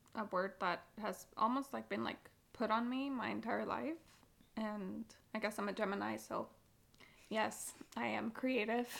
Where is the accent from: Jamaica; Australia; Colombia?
Colombia; Bogotá; growing up in Colombia, and um, it's something that I took from living in Colombia for my entire life